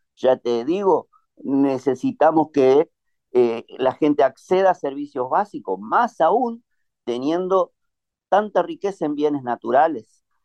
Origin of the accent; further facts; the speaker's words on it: Neuquén, Argentina; nuestra provincia